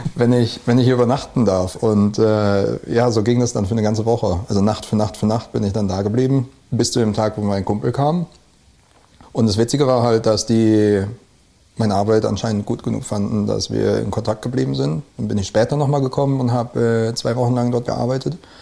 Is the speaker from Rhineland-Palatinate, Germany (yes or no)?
yes; Neuwied, Rhineland-Palatinate, Germany; moved away; also born or lived in Westerwald / Oslo, Norway; aus dem Rheinland. Also ich bin halb halb im Westerwald und äh, in Neuwied aufgewachsen